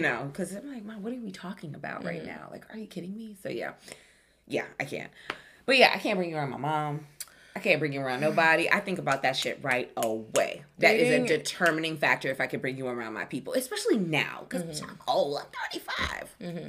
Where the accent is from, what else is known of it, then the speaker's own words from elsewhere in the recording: New York, United States; I'm not aggressive. I'm from New York. And I'm a Caribbean thing.